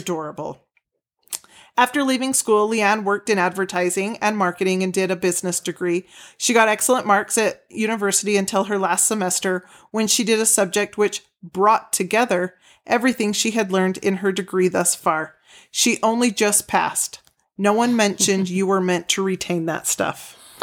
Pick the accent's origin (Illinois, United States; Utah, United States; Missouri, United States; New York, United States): Utah, United States; we're from Utah